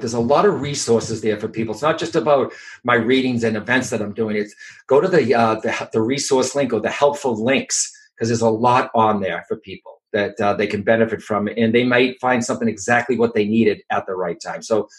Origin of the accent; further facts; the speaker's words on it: Boston, Massachusetts, United States; accent: Boston; also born or lived in California / England; with my Boston accent